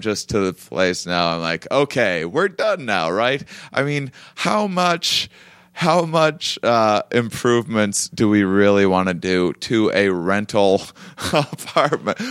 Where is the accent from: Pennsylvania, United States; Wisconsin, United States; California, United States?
Wisconsin, United States; La Crosse; also born or lived in Austin, Texas; now in Los Angeles, United States; I'm from Wisconsin, yeah, so from Lacrosse, so I'm from you know two and a half hours from here